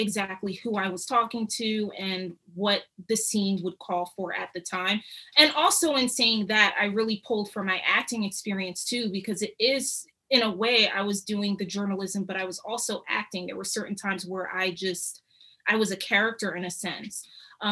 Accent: Philadelphia, Pennsylvania, United States; also born or lived in United Kingdom; I grew up in Philly

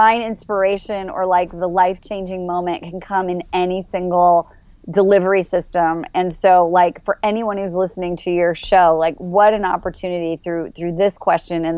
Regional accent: Midwest, United States; moved away; also born or lived in Los Angeles; I grew up in the Midwest, nice Jewish family

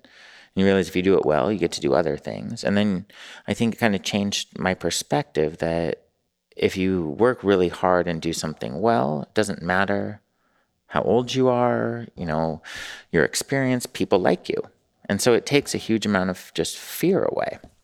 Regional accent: Newport Beach, California, United States; moved away as an adult; also born or lived in San Francisco / New York; I'm from Newport and then San Francisco

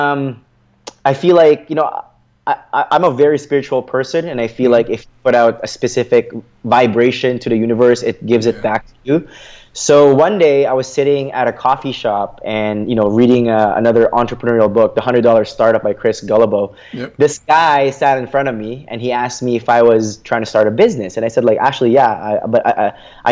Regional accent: Philippines; English is a second language; now in Canada; my family and I immigrated from the Philippines to Canada.

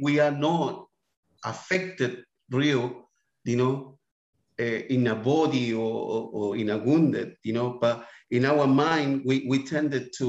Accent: Santiago, Santiago Metropolitan Region, Chile; English is a second language; moved away as an adult; now in Adelaide, Australia; I was born in the Barros Luco Hospital.

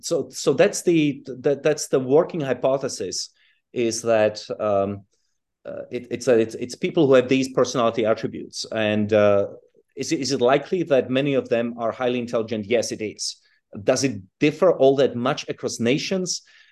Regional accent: Czechia; also born or lived in South Africa / United Kingdom; well, I was born in Europe, but I grew up in Czechoslovakia and in South Africa and then in Britain.

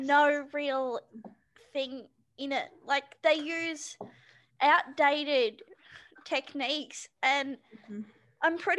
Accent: Australia; As an Australian

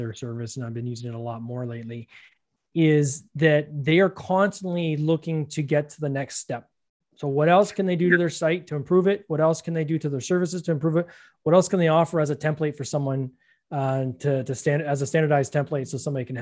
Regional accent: Canada; I'm Canadian

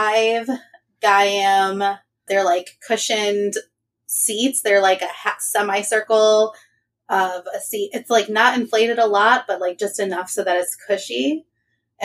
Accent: Michigan, United States; I am from Michigan

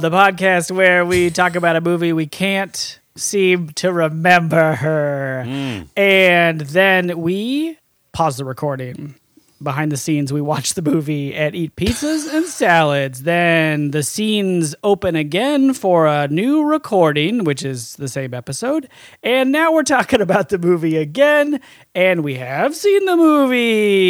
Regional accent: United States; I said it, so I can't back down because I'm an American.

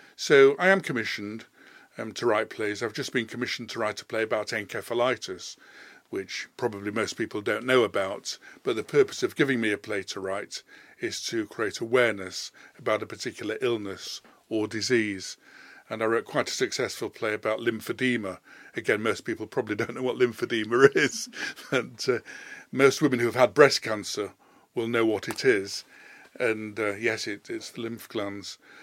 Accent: Leeds, Yorkshire and the Humber, United Kingdom; moved away as an adult; also born or lived in London; I was born in Leeds. I was born at Leeds Maternity Hospital in Hyde Terrace, which I think no longer exists. So I've lived in Leeds most of my life

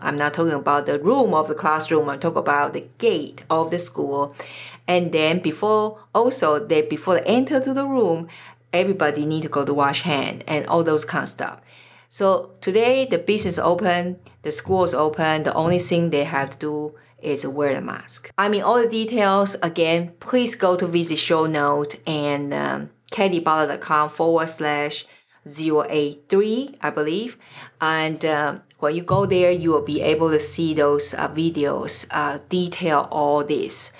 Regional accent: Taiwan; moved away; I'm originally from Taiwan

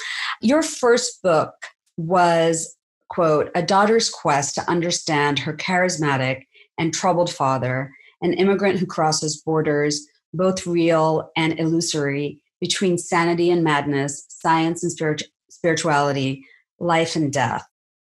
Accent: California, United States; the fact that I'm Latina means I'm not qualified to write about Miller. Never mind that I grew up in Southern California at the same time he did

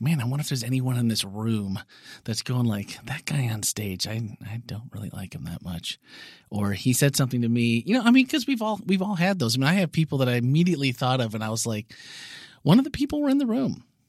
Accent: Wisconsin, United States; I'm from Wisconsin

